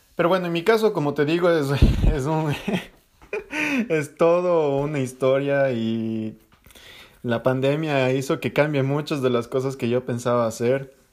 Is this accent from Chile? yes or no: no; Ecuador; moved away; tenía en Ecuador